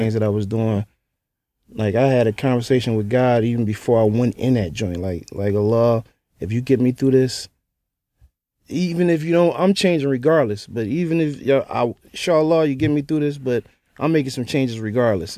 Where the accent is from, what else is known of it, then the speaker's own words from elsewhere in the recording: Philadelphia, Pennsylvania, United States; I was from North Philly